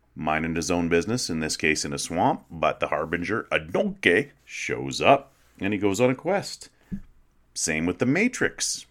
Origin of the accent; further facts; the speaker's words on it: Western Canada, Canada; moved away; I grew up in a small prairie town, one like so many hundreds of others in Western Canada